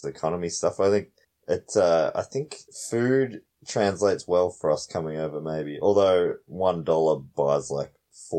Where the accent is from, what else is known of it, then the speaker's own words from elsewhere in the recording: Australia; from Australia.